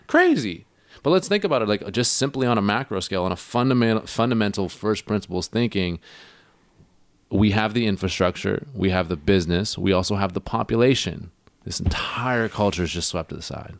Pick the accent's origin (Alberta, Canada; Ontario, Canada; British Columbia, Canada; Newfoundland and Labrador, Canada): British Columbia, Canada; Hornby Island, Vancouver Island; now in Vancouver, Canada; I'm from Hornby Island, right? I'm from Vancouver Island, as you guys know.